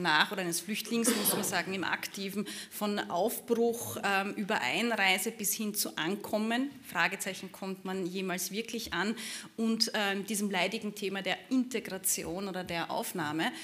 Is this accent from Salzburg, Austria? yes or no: no; Burgenland border area, Austria; dem Gebiet, wo ich herkomme, also im burgenländischen Grenzgebiet